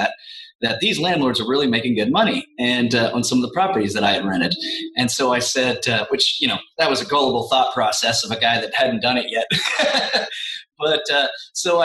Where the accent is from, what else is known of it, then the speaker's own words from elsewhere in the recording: Midwest, United States; I'm a Midwesterner